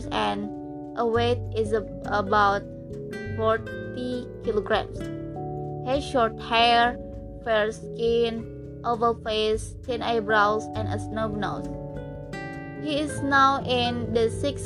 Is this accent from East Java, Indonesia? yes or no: no; Kuningan, West Java, Indonesia; English is a second language; I was born in Kuningan, Wednesday, 20 June 2001.